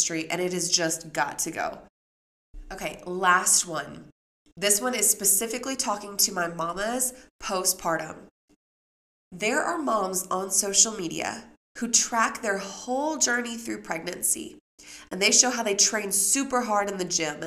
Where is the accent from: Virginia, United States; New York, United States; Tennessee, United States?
Tennessee, United States; Memphis; when I grew up in Memphis